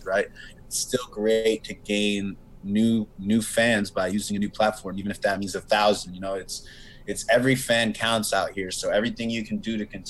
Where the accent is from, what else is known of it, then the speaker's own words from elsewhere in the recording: Philadelphia, Pennsylvania, United States; I am still here in Philly. I'm from Philly. Haven't moved